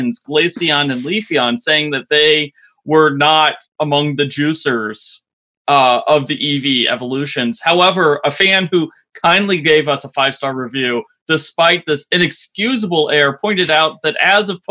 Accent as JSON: {"language": "English", "town": "Columbus", "region": "Ohio", "country": "United States", "tie": "born or raised there", "said": "my hometown, Columbus, Ohio"}